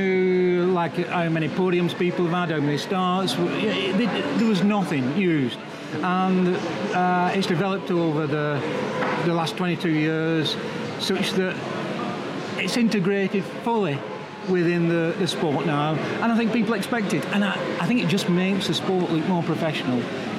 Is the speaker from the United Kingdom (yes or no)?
yes; Yorkshire and the Humber, United Kingdom; I'm a Yorkshireman